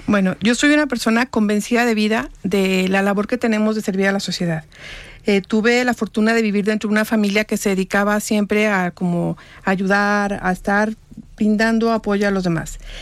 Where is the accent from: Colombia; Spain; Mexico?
Mexico; Guanajuato; moved away as an adult; also born or lived in Jalisco; now in Guadalajara, Mexico; Yo no soy de Jalisco, yo soy de Guanajuato. Yo me vine a estudiar aquí